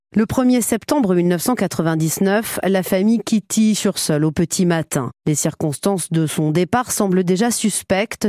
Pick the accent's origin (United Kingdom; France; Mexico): France; Brittany; moved away as an adult; now in Caen, France; Je suis bretonne